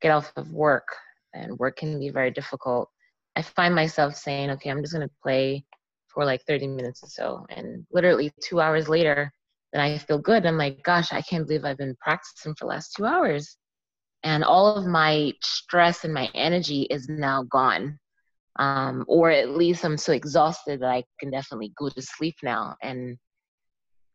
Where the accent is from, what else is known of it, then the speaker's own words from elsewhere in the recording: Jamaica; now in Pottstown, United States; I was born in Jamaica